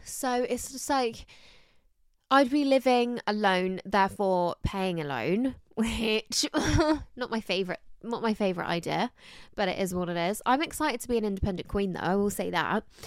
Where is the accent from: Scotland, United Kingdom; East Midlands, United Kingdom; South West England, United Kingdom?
South West England, United Kingdom; Somerset; also born or lived in London; I'm from, like, an hour away from Bristol, so it's not too far, but from Somerset